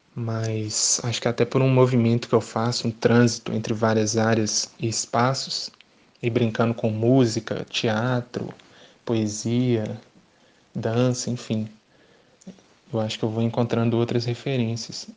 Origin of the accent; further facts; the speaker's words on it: Belo Horizonte, Minas Gerais, Brazil; sou de Belo Horizonte